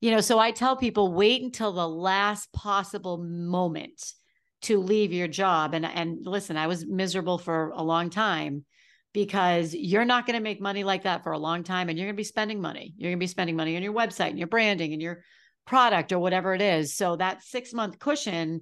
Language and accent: English; New England, United States; I'm from New England.